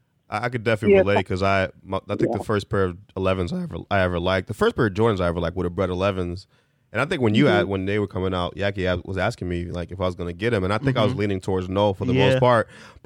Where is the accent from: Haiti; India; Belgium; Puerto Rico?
Haiti; I'm from Haiti. I'm Caribbean